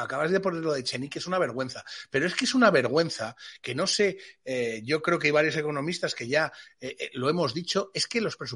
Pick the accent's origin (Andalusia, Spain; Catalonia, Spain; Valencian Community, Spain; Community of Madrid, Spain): Community of Madrid, Spain; Madrid; que yo, de verdad, como madrileño, es que alucino.